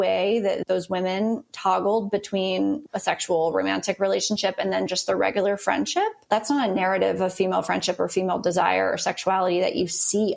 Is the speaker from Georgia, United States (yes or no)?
yes; Atlanta, Georgia, United States; I grew up in Atlanta